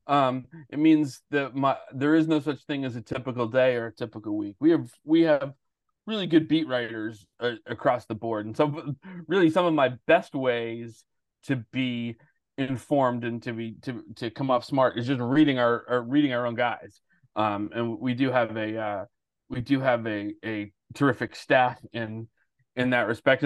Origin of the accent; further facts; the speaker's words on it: Westborough, Massachusetts, United States; also born or lived in Everett, Massachusetts; I grew up in Westboro. I lived in Everett till I was 10, Westboro through high school.